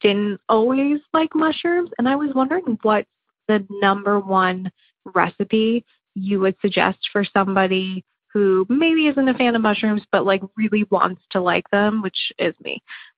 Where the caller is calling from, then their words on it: New Jersey, United States; I'm calling from New Jersey.